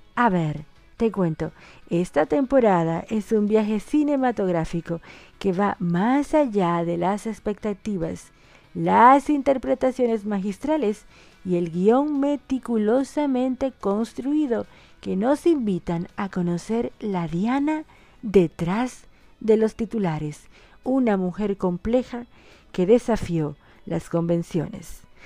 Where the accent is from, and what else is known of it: Dominican Republic; now in Argentina